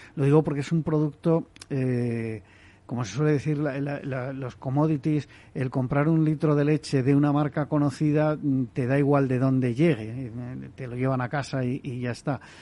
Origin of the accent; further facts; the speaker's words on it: Basque Country, Spain; yo soy vasco, pero no hablo euskera